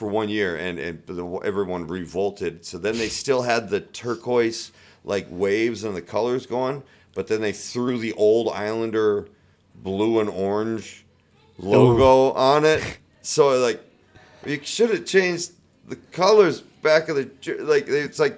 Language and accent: English; United States; being an American